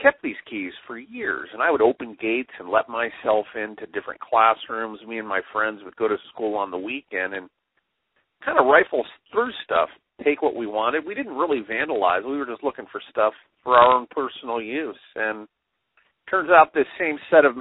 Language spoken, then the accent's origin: English; Los Angeles, California, United States; I grew up in L.A.